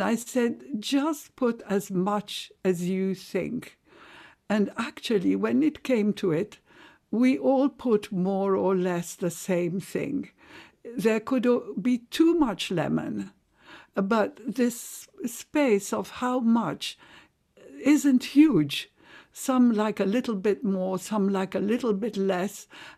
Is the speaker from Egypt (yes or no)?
yes; Cairo, Cairo Governorate, Egypt; Yes, we thought of ourselves as Egyptian. But really, our identity was Halabi. Halabi means Aleppo in Arabic. And my family was so proud to be Halabis.